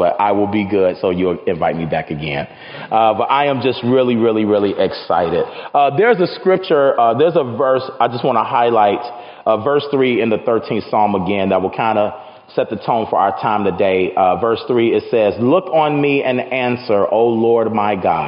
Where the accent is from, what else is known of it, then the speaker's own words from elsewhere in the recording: Chicago, Illinois, United States; now in Renton, United States; I am from Chicago.